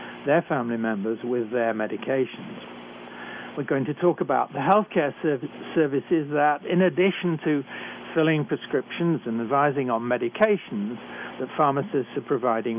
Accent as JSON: {"language": "English", "country": "United Kingdom", "also_born_or_lived": "Canada", "accent": "British", "moved": "yes", "said": "I'm a physician trained in Britain, as I'm sure you can tell from my accent"}